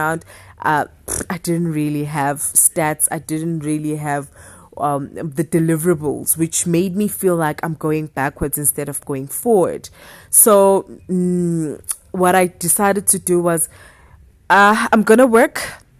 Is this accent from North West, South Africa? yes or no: no; Durban, KwaZulu-Natal, South Africa; moved away as an adult; now in Johannesburg, South Africa; I was coming from Durban, fresh from Durban, and Durban was the only thing that I knew